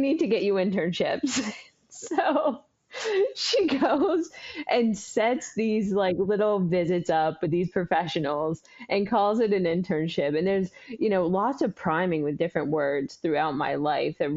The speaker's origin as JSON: {"language": "English", "region": "Oregon", "country": "United States", "tie": "born or raised there", "also_born_or_lived": "San Antonio, Texas", "said": "we landed back in Oregon, where I grew up the majority of my life"}